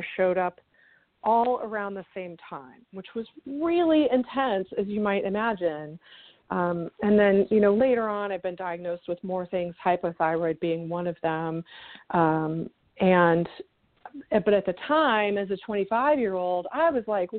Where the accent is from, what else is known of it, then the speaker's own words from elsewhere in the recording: Houston, Texas, United States; moved away as an adult; now in Chicago, United States; I'm from Houston. Okay. My whole family's from Wisconsin originally, but my dad and my mom moved down there in the late 60s for work reasons, and so I grew up there